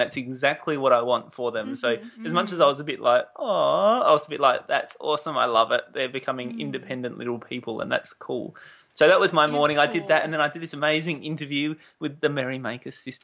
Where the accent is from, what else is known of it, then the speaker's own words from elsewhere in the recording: Adelaide, South Australia, Australia; I was born in Adelaide